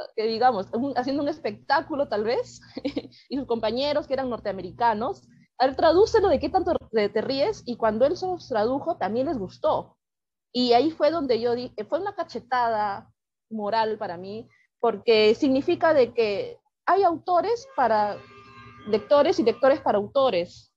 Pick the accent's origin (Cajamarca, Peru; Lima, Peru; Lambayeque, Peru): Lima, Peru; soy cuentista peruana